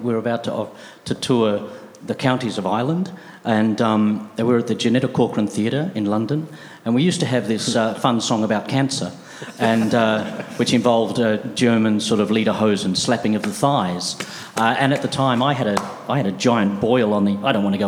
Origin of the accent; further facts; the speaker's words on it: Australia; we came from Australia